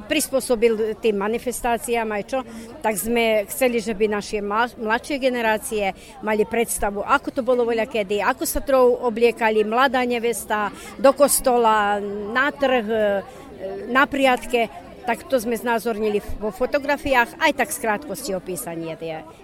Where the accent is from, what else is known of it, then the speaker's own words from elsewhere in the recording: Boljevci, Serbia; now in Padina, Serbia; som rodáčka z Boľoviec, tam, kde je menej Slovákov